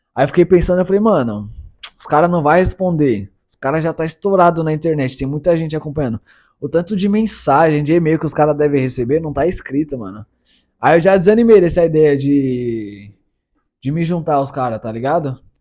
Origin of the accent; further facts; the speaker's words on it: São Paulo, Brazil; E eu sou paulista, paulistano, da quebrada, de quebradinha, venho do pouco.